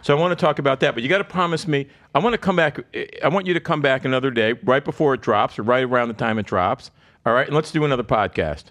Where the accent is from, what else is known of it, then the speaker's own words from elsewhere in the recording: South Florida, United States; also born or lived in Lansing, Michigan; I grew up in South Florida. I've lived here since I was seven.